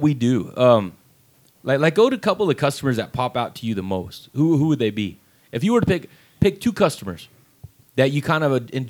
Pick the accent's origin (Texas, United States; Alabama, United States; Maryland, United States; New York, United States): Texas, United States; Seminole; also born or lived in Lamesa, Texas; I grew up here. I was born and raised in Texas. I was born in La Mesa, raised right here in Seminole.